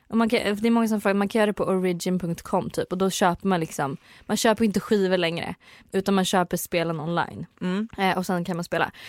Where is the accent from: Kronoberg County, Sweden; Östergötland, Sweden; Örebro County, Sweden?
Östergötland, Sweden; Söderköping; also born or lived in Hudiksvall / Ljusdal / Varberg; jag bodde också lite i Varberg ett år och sen är jag uppväxt i Söderköping